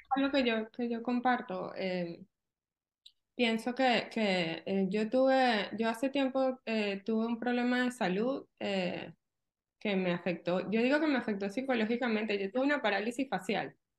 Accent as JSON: {"language": "Spanish", "country": "Venezuela", "moved": "as an adult", "lives_now": "Orlando, United States", "said": "Yo soy de Venezuela"}